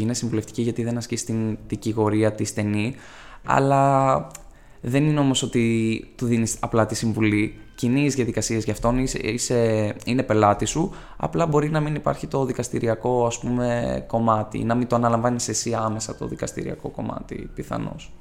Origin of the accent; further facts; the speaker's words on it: Ioannina, Epirus, Greece; moved away as an adult; now in Athens, Greece; μια πόλη σίγουρα μικρότερη τη Αθήνα, α πούμε, που κατάγομαι, από τα Γιάννενα